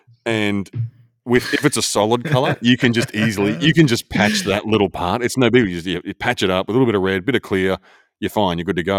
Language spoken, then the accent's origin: English; Australia; I'm more Australian. I'm way more Australian.